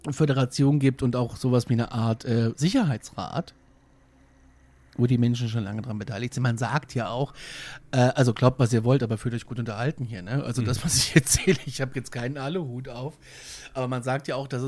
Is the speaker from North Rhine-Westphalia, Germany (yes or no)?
no; Hesse, Germany; born there; now in Bavaria, Germany; Ich bin ja Hesse. Ja, gebürtiger. aber ausgeklappter.